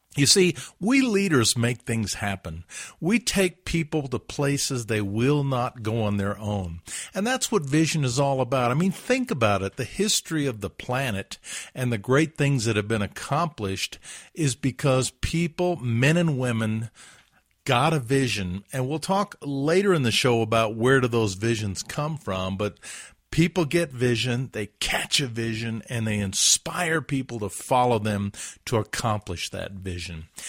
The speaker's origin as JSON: {"language": "English", "town": "Huntsville", "region": "Alabama", "country": "United States", "tie": "born or raised there", "said": "my hometown, Huntsville, Alabama"}